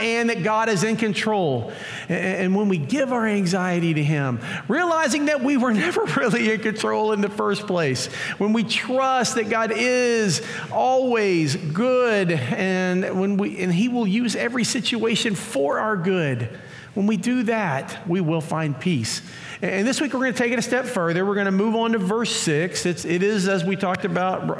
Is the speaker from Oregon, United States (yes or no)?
no; Pearland, Texas, United States; I grew up in the Pearland area, went to Pearland schools